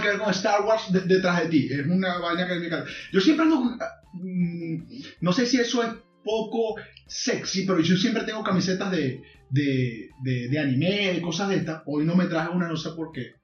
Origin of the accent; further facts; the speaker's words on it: Zulia, Venezuela; moved away; yo soy de un pueblo pequeño de, la costa oriental, no soy de Maracaibo